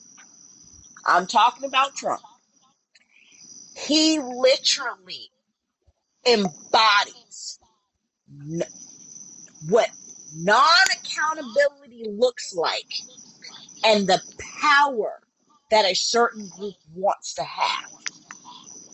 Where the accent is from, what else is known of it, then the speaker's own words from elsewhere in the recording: United States; I have lived abroad, but you know what? At my core, I am an American.